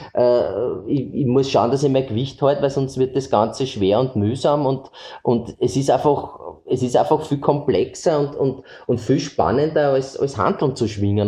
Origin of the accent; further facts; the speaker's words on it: Eastern Austria, Austria; bei uns im Osten